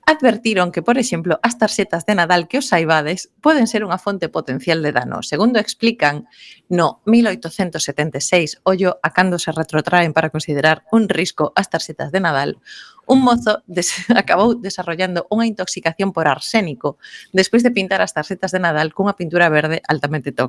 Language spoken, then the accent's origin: Galician; Vigo, Galicia, Spain; Iso xa cho digo eu como viguesa.